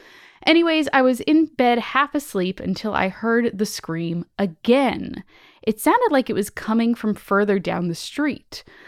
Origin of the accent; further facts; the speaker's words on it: San Antonio, Texas, United States; now in Savannah, United States; I'm currently a 28-year-old man living in Savannah, Georgia, while I attend art school, but I was born and raised in San Antonio, Texas.